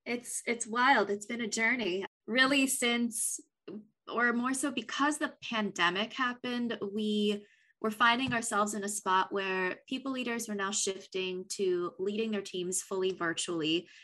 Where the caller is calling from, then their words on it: Los Angeles, California, United States; I am joining you from Los Angeles, sunny Los Angeles.